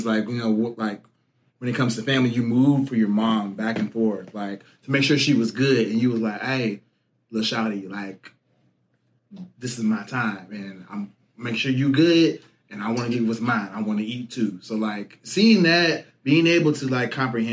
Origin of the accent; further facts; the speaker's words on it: Alsip, Illinois, United States; I say Chicago, but I'm from the burb